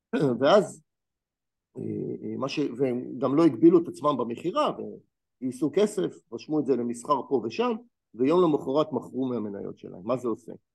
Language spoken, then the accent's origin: Hebrew; Israel; אני כישראלי